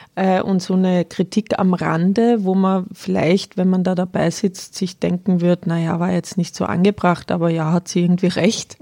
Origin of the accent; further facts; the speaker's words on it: Austria; now in Bavaria, Germany; Jetzt komme ich aus Österreich, ja. kleinem katholischen Dörfchen